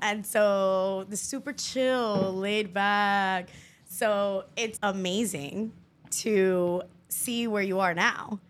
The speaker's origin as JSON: {"language": "English", "town": "Miami", "region": "Florida", "country": "United States", "tie": "born or raised there", "said": "growing up in Miami"}